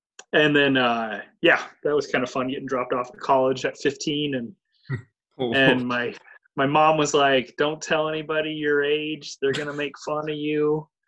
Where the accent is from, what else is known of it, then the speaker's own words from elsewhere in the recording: Columbus, United States; I'm from Columbus. So the college I went to at that point in time was only 3 miles away. There's a community college on the north end of town.